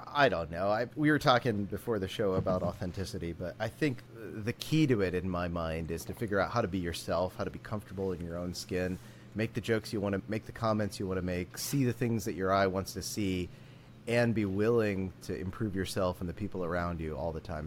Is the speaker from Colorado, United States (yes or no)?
no; Warwick County, rural Indiana, United States; I actually grew up in Indiana. Uh, so I grew up in it, depending on how you think about it, rural Indiana, Warwick County